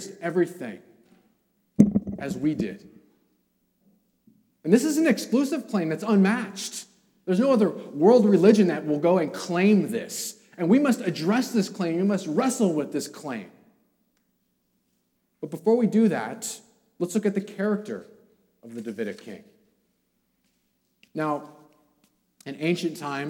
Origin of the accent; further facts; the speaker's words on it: California, United States; I'm from California.